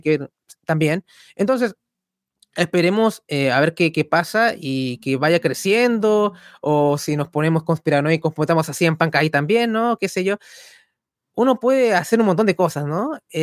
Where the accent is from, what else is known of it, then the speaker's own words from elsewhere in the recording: Chile; nunca nos sentimos tan contentos de ser chilenos.